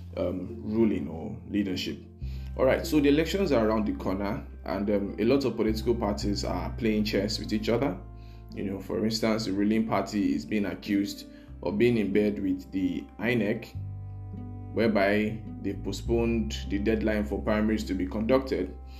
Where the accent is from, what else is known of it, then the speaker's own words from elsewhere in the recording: Nigeria; as Nigerian voters